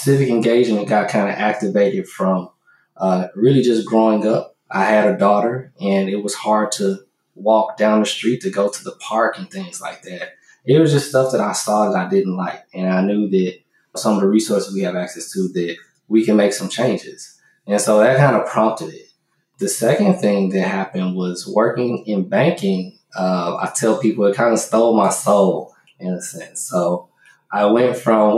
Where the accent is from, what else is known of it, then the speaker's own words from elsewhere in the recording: Chicago, Illinois, United States; now in Houston, United States; I was born here. I grew up in Chicago